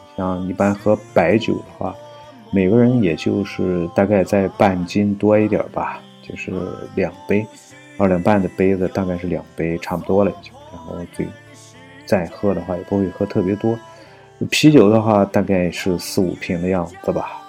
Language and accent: Chinese; Shandong, China; 我生在北方，生在山东